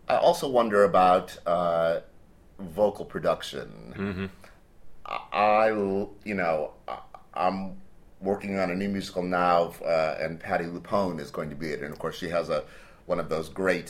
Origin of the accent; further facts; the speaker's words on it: Cleveland, Ohio, United States; I grew up in Cleveland, Ohio, in the States